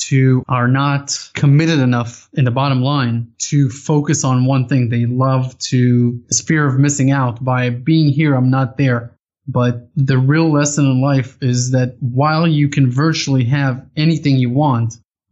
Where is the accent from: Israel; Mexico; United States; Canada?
Israel; I grew up in Israel